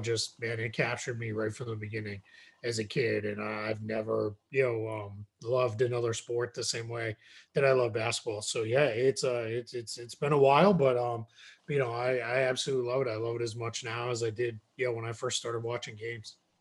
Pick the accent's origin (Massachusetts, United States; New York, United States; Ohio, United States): Massachusetts, United States; just south of Boston; I grew up in Massachusetts. Um, I grew up just south of Boston.